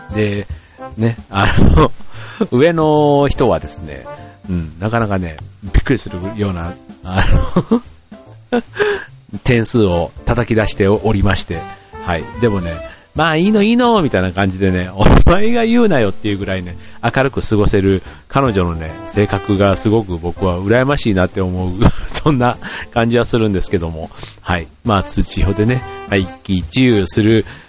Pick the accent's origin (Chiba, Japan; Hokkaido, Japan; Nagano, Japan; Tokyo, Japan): Chiba, Japan; Funabashi; うちの地元の船橋